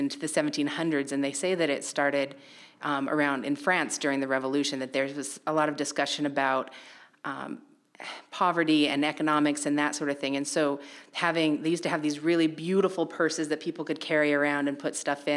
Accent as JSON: {"language": "English", "region": "Idaho", "country": "United States", "tie": "born or raised there", "moved": "yes", "lives_now": "New Bedford, United States", "said": "growing up in Idaho, I lived in a very, let's say, traditional atomic family"}